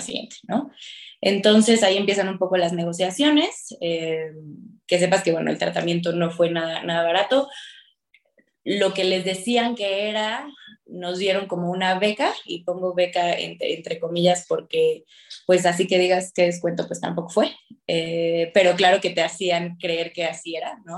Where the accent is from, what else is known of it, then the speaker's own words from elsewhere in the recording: Querétaro, Mexico; moved away as an adult; also born or lived in Mexico City; yo soy de Querétaro